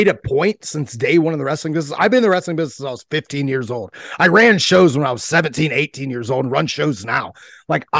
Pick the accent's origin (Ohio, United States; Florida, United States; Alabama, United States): Ohio, United States; I'm from Ohio. We got a whole different jargon over here